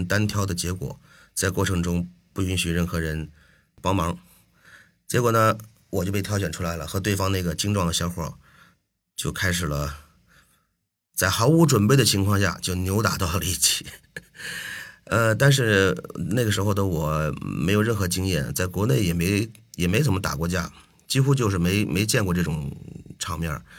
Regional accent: China; moved away as an adult; also born or lived in Minsk, Belarus; 作为中国人的代表，

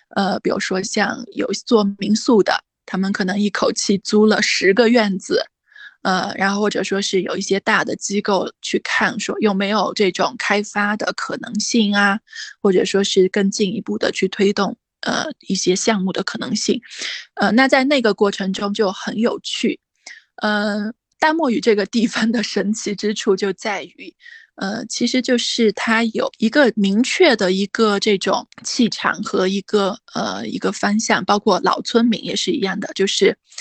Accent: Weishan, Yunnan, China; moved away as an adult; also born or lived in Kunming; 我的老嗯。家是那个大理微商

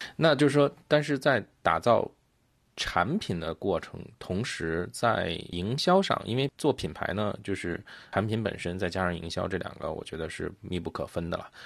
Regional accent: Beijing, China; 因为我是北京人嘛，就是我小时候北京那边

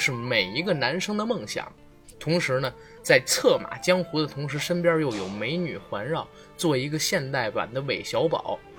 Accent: China; 作为一个中国人。作为一个华人，

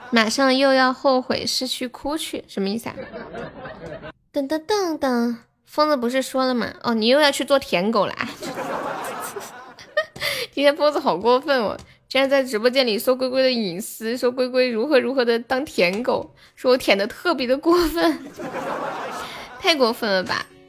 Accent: Harbin, Heilongjiang, China; 我东北哈尔滨的

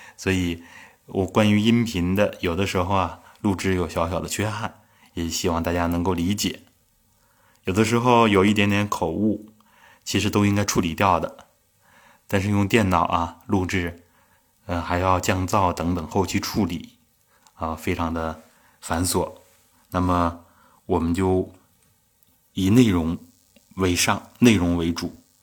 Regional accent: Northeast China, China; 我们东北的一句土话，啊，叫“更更脖儿”

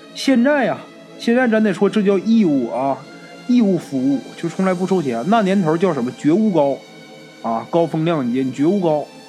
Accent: Northeast China, China; 我们东北人呐

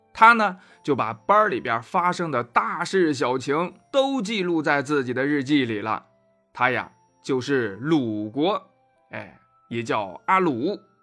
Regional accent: Anyang, Henan, China; 我的家乡河南安阳也遇上了新冠奥密克戎

